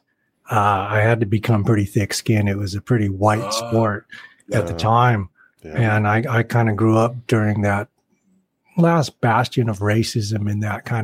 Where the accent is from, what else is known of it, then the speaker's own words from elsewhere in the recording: Portland, Oregon, United States; I grew up in Portland, born and raised there.